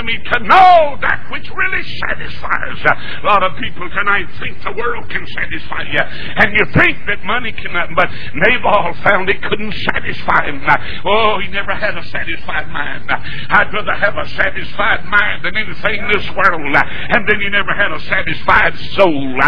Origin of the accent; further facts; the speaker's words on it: North Carolina, United States; moved away as an adult; now in Atlanta, United States; I was born in North Carolina. I'm a Tar Heel. I'll have tar on my heels when I die.